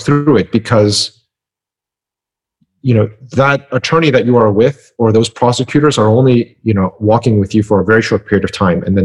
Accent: Midwest, United States; I grew up in the Midwest

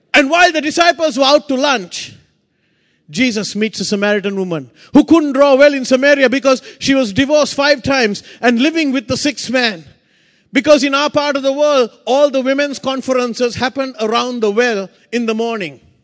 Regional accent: Sri Lanka; I come from Sri Lanka

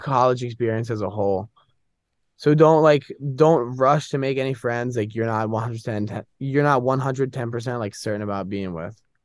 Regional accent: Northern Virginia, United States; moved away as an adult; now in Boston, United States; I'm from Northern Virginia

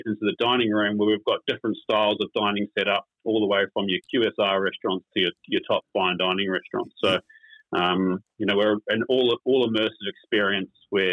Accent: New Zealand; also born or lived in United Kingdom; now in Queensland, Australia; growing up as a Kiwi and then living in the UK for a while

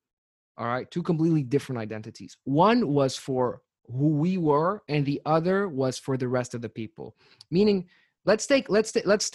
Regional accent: Tunis, Tunis Governorate, Tunisia; I'm from Tunis, the capital of Tunisia

